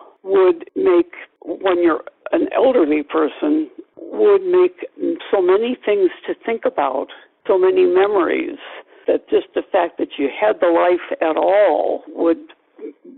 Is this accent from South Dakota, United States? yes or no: yes; South Dakota, United States; I'm from South Dakota